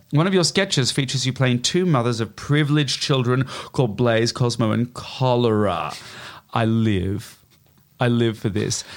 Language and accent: English; Melbourne, Victoria, Australia; moved away as an adult; I went home to Australia to start playing my hometown